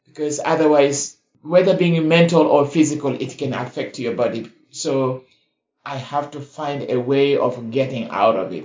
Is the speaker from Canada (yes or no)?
no; South Sudan; now in United States; I come originally from the Republic of South Sudan